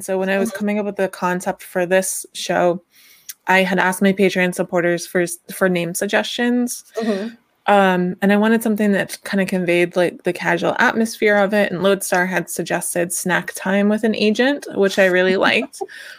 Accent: the South, United States; I'm from the South

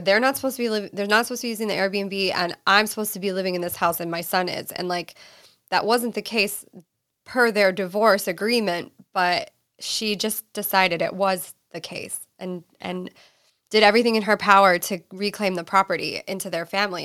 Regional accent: East Coast, United States; moved away as an adult; now in California, United States; I'm originally from the East Coast. I moved to California when I was twenty

